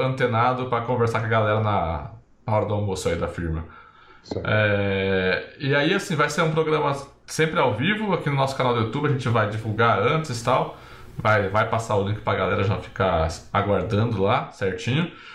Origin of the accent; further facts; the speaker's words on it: Brazil; como bom brasileiro